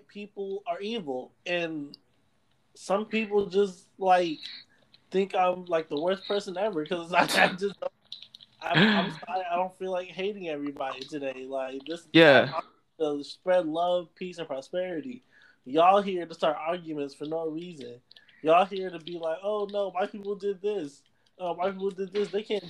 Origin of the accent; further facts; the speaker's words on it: Jamaica; I'm Jamaican